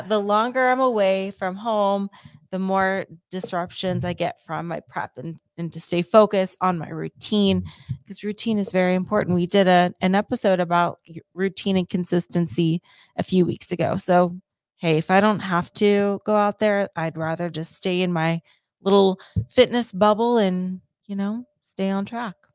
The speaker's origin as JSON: {"language": "English", "region": "Ohio", "country": "United States", "tie": "born or raised there", "moved": "yes", "said": "my home state of Ohio"}